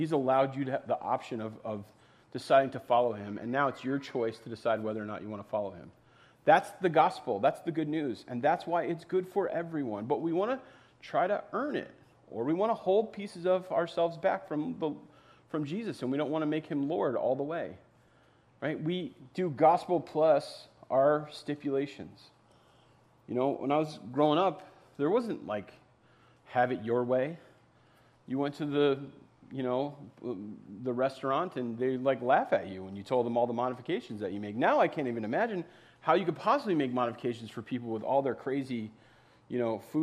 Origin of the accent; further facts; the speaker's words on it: East Coast, United States; now in Minnesota, United States; I grew up on the East Coast